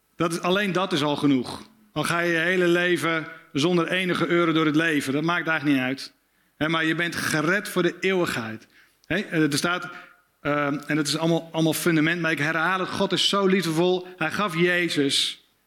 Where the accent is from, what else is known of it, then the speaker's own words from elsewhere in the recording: Spakenburg, Utrecht, Netherlands; Ik kom uit Spakenburg, klein plaatsje, vissersdorp. 20.000 inwoners, heel veel kerken.